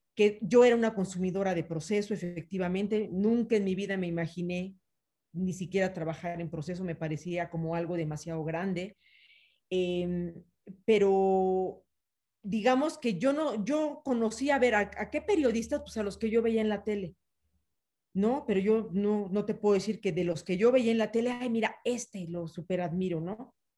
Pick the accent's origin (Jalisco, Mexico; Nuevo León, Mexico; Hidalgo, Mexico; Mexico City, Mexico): Mexico City, Mexico; also born or lived in Yucatán; yo nací en la Ciudad de México, pero estoy muy permeada por la parte yucateca